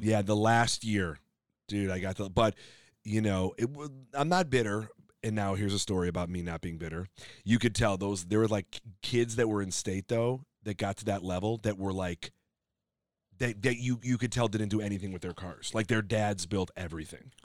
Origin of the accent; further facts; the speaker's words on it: Skokie, Illinois, United States; moved away as an adult; now in Los Angeles, United States; I'm from Illinois